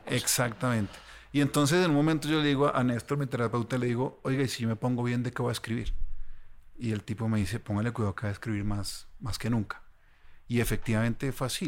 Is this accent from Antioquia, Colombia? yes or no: no; Ibagué, Tolima, Colombia; yo soy de Ibagué